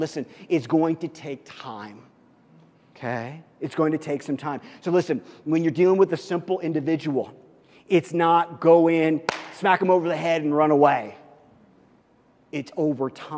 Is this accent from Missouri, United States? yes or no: yes; Missouri, United States; I grew up in Missouri